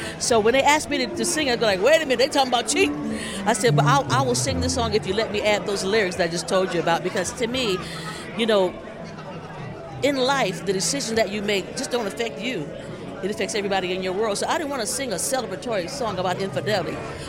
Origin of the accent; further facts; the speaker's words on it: Toledo, Ohio, United States; I'm originally from Toledo.